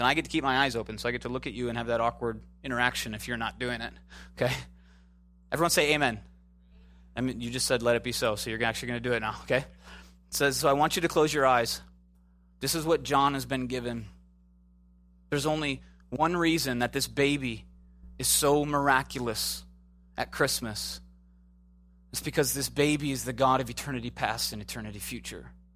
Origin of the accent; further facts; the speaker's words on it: Midwest, United States; moved away; also born or lived in Chicago / Minneapolis / Tornado Alley; I'm from the Midwest, Chicago, Minneapolis